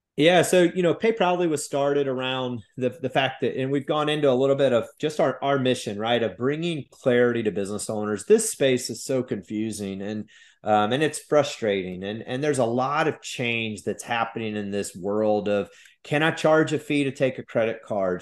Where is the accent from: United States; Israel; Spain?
United States; Midwest; now in South Carolina, United States; I grew up in the Midwest